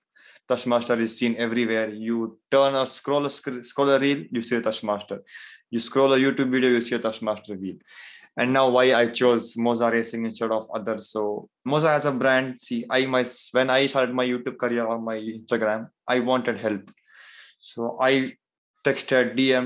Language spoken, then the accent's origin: English; India; I am from, so I'm from India